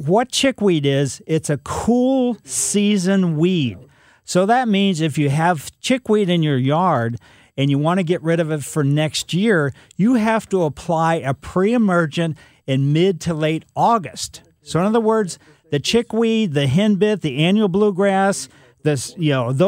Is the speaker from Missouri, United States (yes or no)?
yes; Ellisville, Missouri, United States; growing up in Ellisville